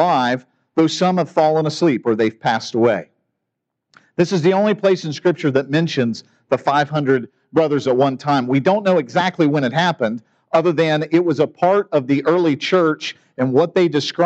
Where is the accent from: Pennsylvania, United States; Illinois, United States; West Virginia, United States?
West Virginia, United States; Parkersburg; I grew up in Parkersburg